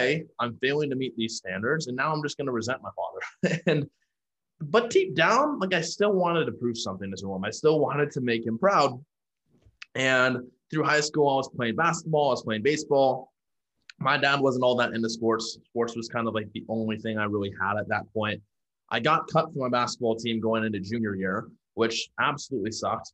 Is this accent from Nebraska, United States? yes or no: yes; Omaha, Nebraska, United States; moved away as an adult; also born or lived in Houston, Texas; now in San Diego, United States; I'm from Omaha, Nebraska. Now I live in San Diego, California.